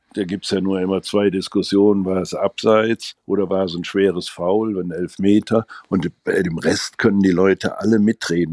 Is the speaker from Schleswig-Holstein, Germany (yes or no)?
no; Gummersbach, North Rhine-Westphalia, Germany; meine Heimatstadt.